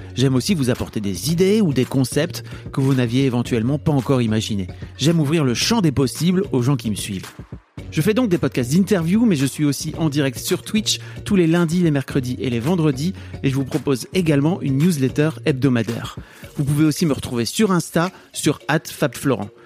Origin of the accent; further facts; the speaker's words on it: the North, Hauts-de-France, France; je viens du Nord